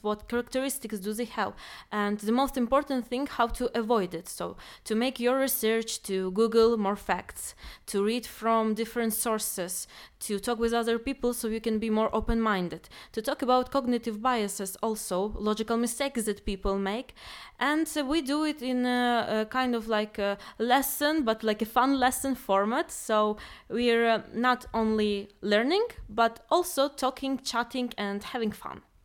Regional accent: Ukraine; now in Poznan, Poland; I'm from Ukraine and I'm a student of cognitive science in Poznan

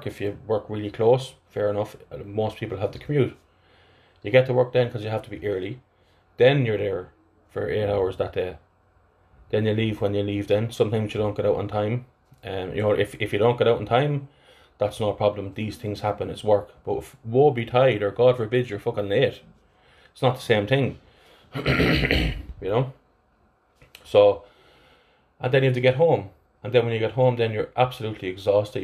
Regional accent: Athlone, Westmeath, Ireland; accent: flat Athlone; my my flat Athlone accent

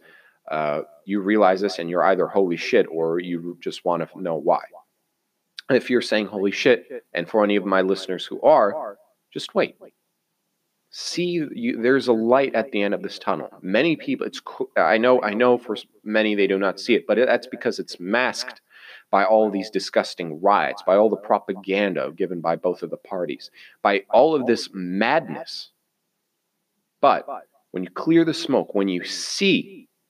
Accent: United States; I am American.

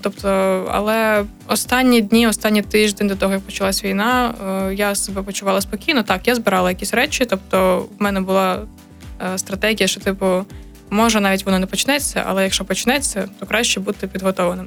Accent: Kyiv, Ukraine; moved away as an adult; now in Chernivtsi, Ukraine; я з Києва, я навчаюсь КПІ

